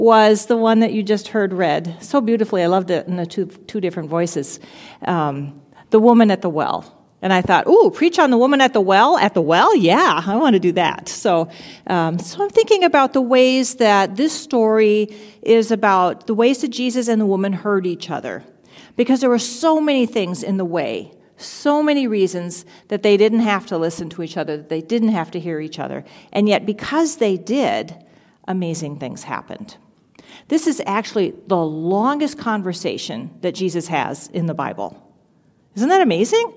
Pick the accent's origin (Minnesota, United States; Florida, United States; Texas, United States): Minnesota, United States; Albert Lea; I grew up in Albert Lea, so I've lived in Minnesota most of my life